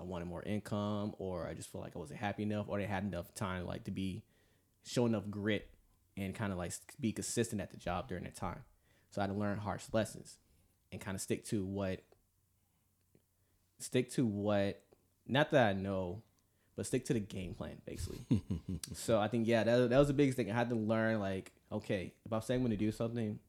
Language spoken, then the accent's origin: English; Atlanta, Georgia, United States; moved away; also born or lived in California; So I was born and raised in Atlanta, Georgia, and so I'm 26 right now, you know, part of the United States Navy. I'm a CS culinary specialist there, and live here for 7 years in California.